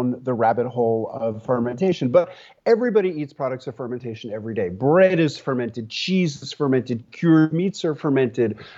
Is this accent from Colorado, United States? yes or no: no; New York City, New York, United States; moved away as an adult; also born or lived in rural Tennessee; now in Tennessee, United States; when I was 30 years old, I moved from my hometown of New York City to rural Tennessee